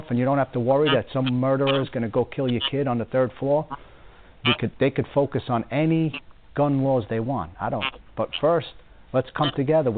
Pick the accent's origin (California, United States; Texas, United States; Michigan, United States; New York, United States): New York, United States; Long Island; moved away; I grew up in Long Island